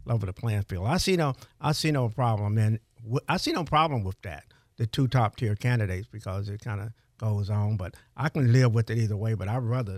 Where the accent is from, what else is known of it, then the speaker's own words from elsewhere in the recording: Dothan, Alabama, United States; I was born in Dothan